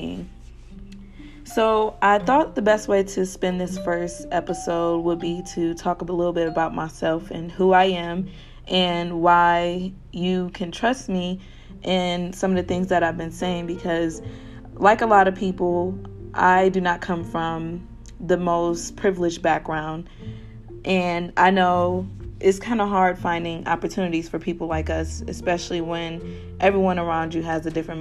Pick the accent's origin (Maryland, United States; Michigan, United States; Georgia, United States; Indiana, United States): Michigan, United States; Kalamazoo; I am from Kalamazoo, Michigan, and in my city, we all students that go to KBS, Kalamazoo Public Schools, are granted a scholarship